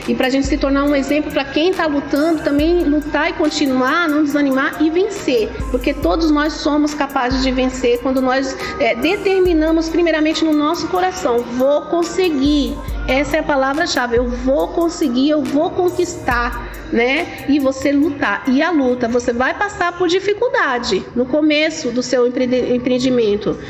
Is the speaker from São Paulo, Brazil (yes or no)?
yes; São Paulo, Brazil; also born or lived in Casa Nova, Bahia; Eu vim aqui para São Paulo, eu tinha em média 7 anos de idade. Eu sou nascida na Bahia, minha cidade é Casa Nova, Bahia